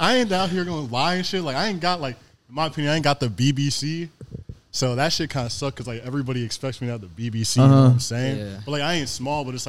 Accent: Mooresville, North Carolina, United States; I'm from Mooresville, North Carolina.

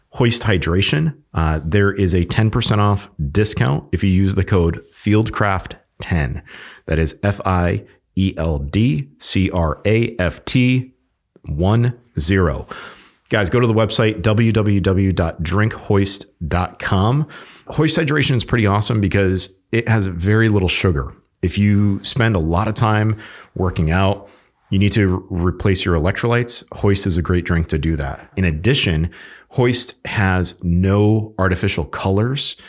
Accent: Connecticut, United States; I'm from Connecticut.

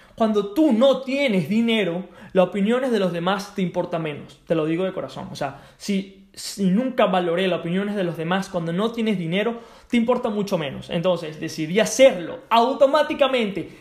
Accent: Venezuela; Yo soy de Venezuela.

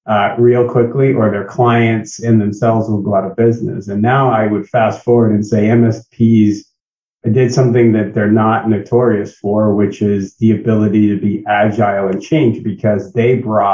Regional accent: New England, United States; I don't know if that counts as a quick stop in between my born and raised in the New England area and returned to the New England area because I couldn't get enough of the weather.

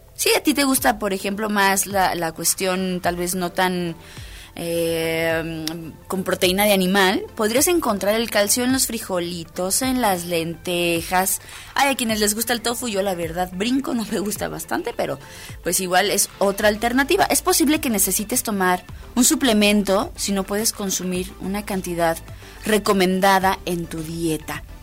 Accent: Mexico; a muchos mexicanos nos encantan

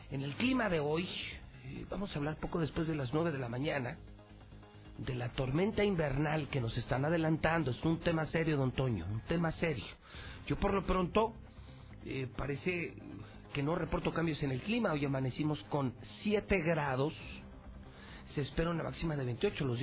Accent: Mexico; así somos los mexicanos.

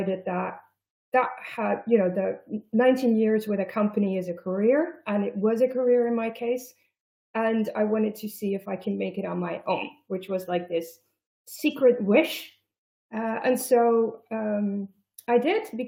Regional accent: Netherlands; also born or lived in Germany / United States; So I live in the Netherlands. I am Dutch, but I have lived in Germany and in the United States

